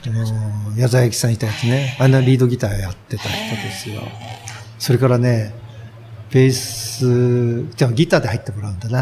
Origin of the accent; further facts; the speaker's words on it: Tama, Tokyo, Japan